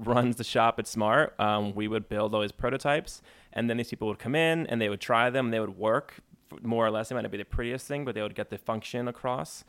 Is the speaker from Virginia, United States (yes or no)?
no; New Jersey, United States; I'm from New Jersey